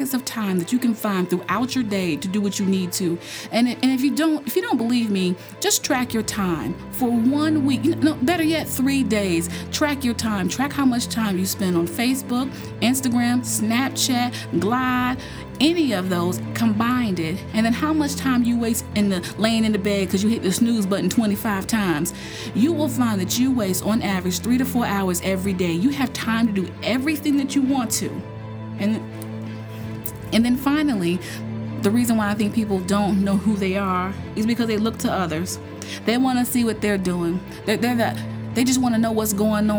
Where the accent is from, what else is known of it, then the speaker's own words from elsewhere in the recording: North Carolina, United States; I grew up in North Carolina, just a huge ACC town